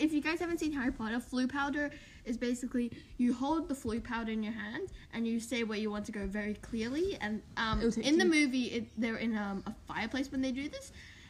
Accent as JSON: {"language": "English", "country": "Australia", "said": "we're not American. We're a bit Aussie."}